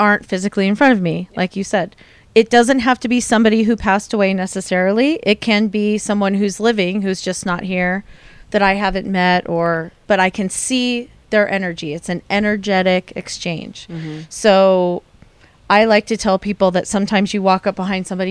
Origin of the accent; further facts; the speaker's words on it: San Diego, California, United States; I grew up in San Diego